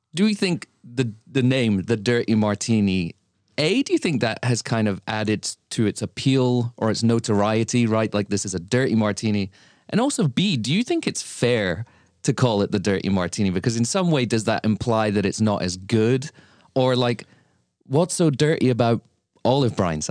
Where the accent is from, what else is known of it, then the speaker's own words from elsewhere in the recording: Lincoln, East Midlands, United Kingdom; now in New York City, United States; my hometown, Lincoln, where I grew up in the U K